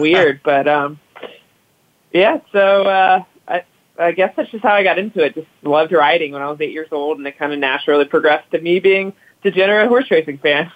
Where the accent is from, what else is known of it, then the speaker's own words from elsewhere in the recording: Louisiana, United States; also born or lived in Cincinnati; now in New Orleans, United States; I grew up in Louisiana